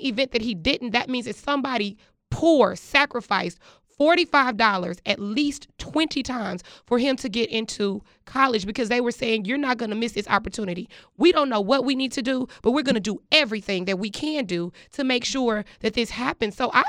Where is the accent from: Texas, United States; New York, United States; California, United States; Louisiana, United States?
Texas, United States; I am from Texas